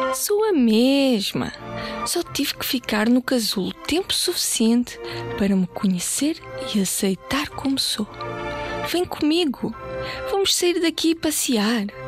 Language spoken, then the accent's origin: Portuguese; Portugal; also born or lived in Bulgaria; Eu nasci na Bulgária, ah, mas vivo cá desde muito, muito pequenina, desde os 4 anos e por isso já me sinto portuguesa também.